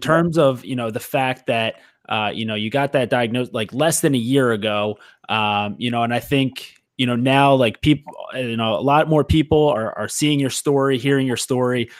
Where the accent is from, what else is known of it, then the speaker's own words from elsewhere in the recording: Philadelphia, Pennsylvania, United States; growing up in the Philly area, playing lacrosse